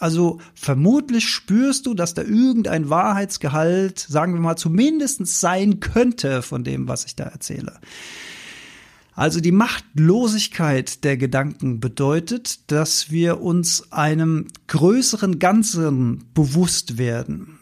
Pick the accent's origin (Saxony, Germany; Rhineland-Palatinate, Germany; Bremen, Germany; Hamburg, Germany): Rhineland-Palatinate, Germany; Rhenish Hesse; Gebabbel, wie wir bei uns in Rheinhessen sagen